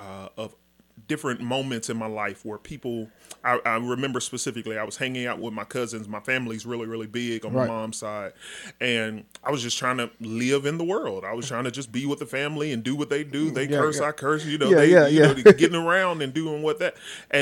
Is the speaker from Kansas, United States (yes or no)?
no; Dallas, Texas, United States; Born and raised in Dallas.